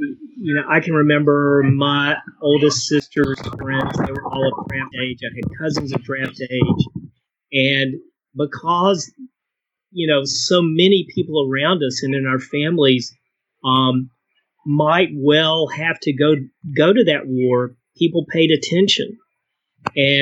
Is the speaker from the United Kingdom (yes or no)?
no; Eastern North Carolina, United States; now in Dallas, United States; growing up in Eastern North Carolina, I mean, military people are, you know, they're all over the place